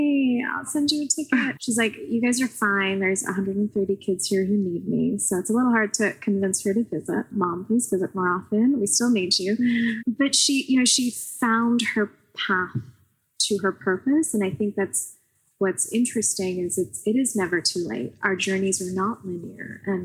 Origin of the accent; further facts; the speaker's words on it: Pakistan; I grew up in Pakistan, but I had a relatively good education there.